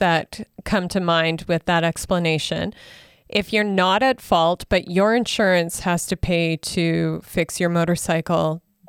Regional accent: Saskatchewan, Canada; now in Alberta, Canada; I'm originally from Saskatchewan, so I grew up with this.

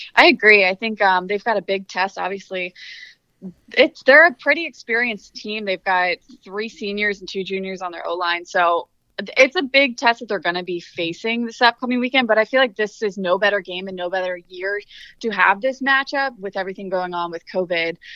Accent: outside of Philadelphia, Pennsylvania, United States; now in North Carolina, United States; outside of Philadelphia, so diehard Eagles fan, anything Philadelphia, I know.

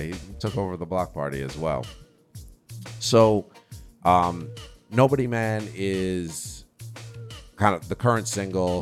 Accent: New York, United States; what I come from in New York

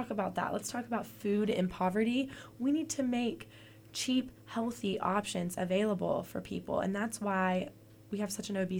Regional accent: Birmingham, Alabama, United States; I have like a distinct memory growing up in Birmingham

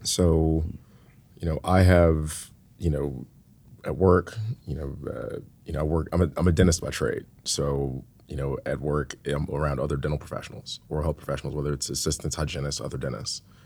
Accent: Atlanta, Georgia, United States; now in Tacoma, United States; I grew up in Atlanta

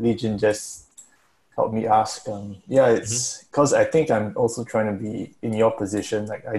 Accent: Singapore; I'm from Singapore, so.

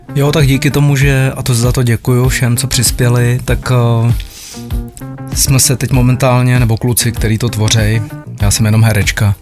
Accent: Benátky nad Jizerou, Central Bohemian Region, Czechia; u nás v Benátkách nad Jizerou

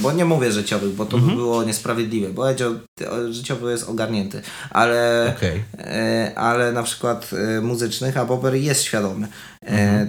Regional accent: Milicz, Lower Silesian Voivodeship, Poland; moved away; dorastałem w kulcie czegoś takiego, że jeżeli ja nie będę odważny, to ja zostanę w miliczu

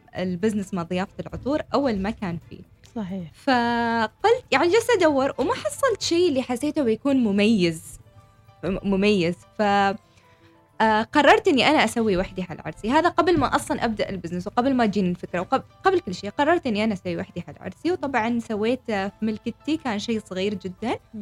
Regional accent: Oman; انا عمانية شابة عمانية

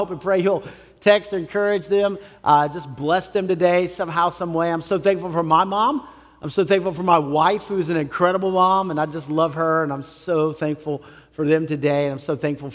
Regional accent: San Antonio, Texas, United States; I grew up in San Antonio, Texas

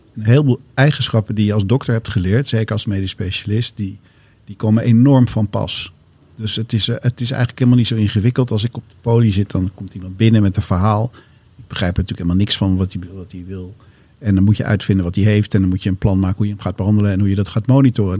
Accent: Amsterdam, North Holland, Netherlands; ik ben geboren in Amsterdam, in het centrum van Amsterdam, het oudste straatje van Amsterdam zelfs. En, ehm, ehm, en daar ben ik ook op school gegaan

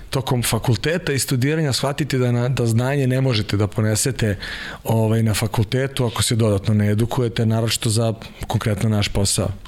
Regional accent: Kraljevo, Šumadija and Western Serbia, Serbia; moved away as an adult; also born or lived in Croatia; now in Belgrade, Serbia; bio sam aktivan judista i u Kraljevu iz Hrvatske smo se doselili, otac vojno lice pilot, pa je došao u Kraljevo, on tamo nekih 80 i neke godine. I onda smo pošli prešli za Beograd, brat i ja

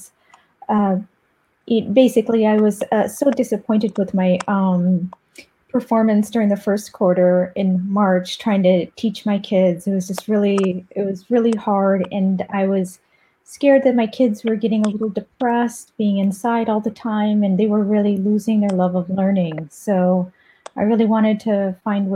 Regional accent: United States; also born or lived in Paris, France; now in France; I live right outside of Paris. Oh, but I'm American

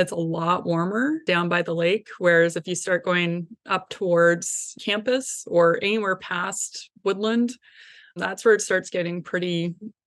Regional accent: George Gordon's First Nation, Saskatchewan, Canada; moved away as an adult; also born or lived in Arizona; now in Duluth, United States; I am Cree from George Gordon's First Nation in Saskatchewan, Canada

